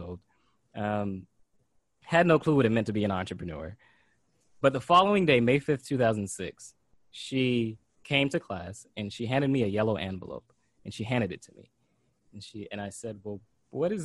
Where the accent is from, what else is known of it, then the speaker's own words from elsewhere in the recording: Pompano Beach, Florida, United States; as an 8-year-old kid, I grew up in Pompano Beach, Florida